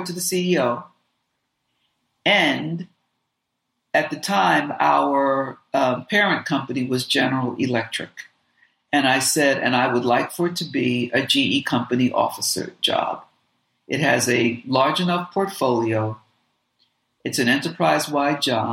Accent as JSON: {"language": "English", "country": "Jamaica", "said": "I'm Jamaican"}